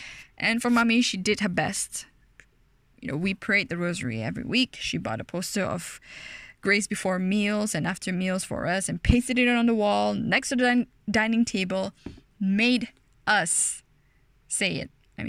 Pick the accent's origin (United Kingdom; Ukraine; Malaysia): Malaysia; Ampang, Selangor; I was born and bred in Malaysia, specifically in a beautiful, thriving town called Ampang. The one in Selangor, not the one in Ipoh.